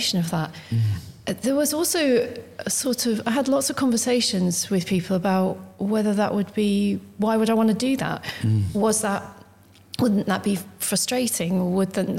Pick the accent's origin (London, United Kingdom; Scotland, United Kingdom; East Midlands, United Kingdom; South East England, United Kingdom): East Midlands, United Kingdom; Desborough; also born or lived in Corby; I'm from Desborough